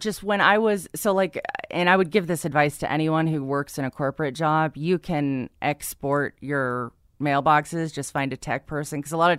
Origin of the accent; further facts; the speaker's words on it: San Diego, California, United States; I grew up in San Diego, yeah.